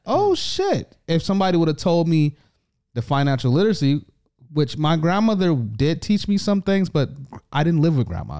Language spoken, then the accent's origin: English; United States; now in Canada; I am the A, the American